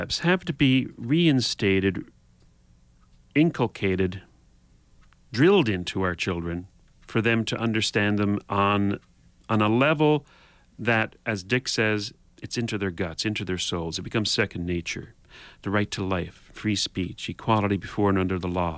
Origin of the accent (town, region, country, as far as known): Canada